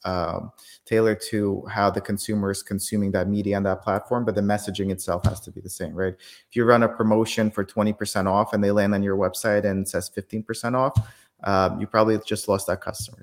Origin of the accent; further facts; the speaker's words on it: Kyiv, Ukraine; now in United States; I was born in Kyiv, Ukraine